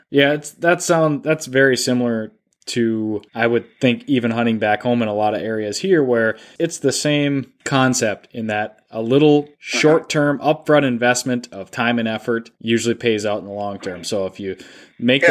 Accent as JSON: {"language": "English", "town": "Duluth", "region": "Minnesota", "country": "United States", "tie": "born or raised there", "said": "my hometown of Duluth, Minnesota"}